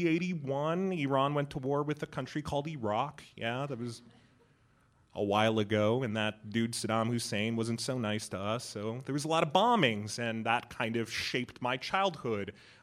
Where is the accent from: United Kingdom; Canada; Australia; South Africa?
United Kingdom; London; born there; My parents had actually actively made the decision for me to be born in London. I was born in December 1979, so it was just after the revolution, and my family is a small religious minority, Zoroastrians